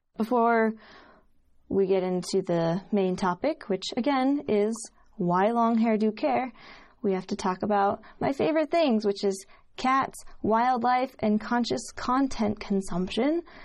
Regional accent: Utah, United States; growing up in Utah around a bunch of Mormons

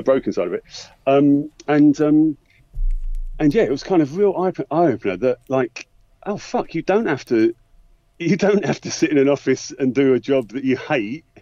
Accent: Essex, East of England, United Kingdom; moved away as an adult; now in London, United Kingdom; So I grew up in Essex, but, you know, I moved to London went after uni

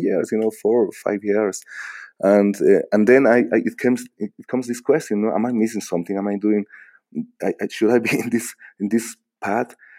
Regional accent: Bolivia; English is a second language

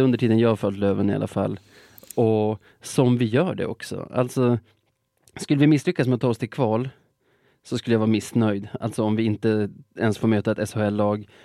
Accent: Sweden; som svensk

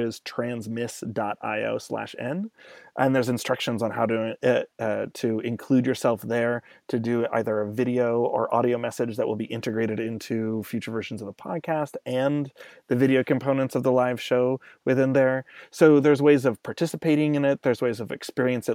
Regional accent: Los Angeles, California, United States; moved away; I'm originally from Los Angeles

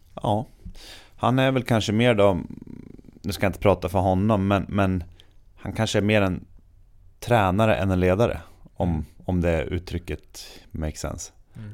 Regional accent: Sweden; som svensk man

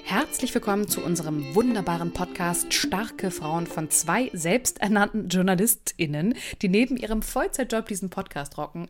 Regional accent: Germany; bei uns in Deutschland

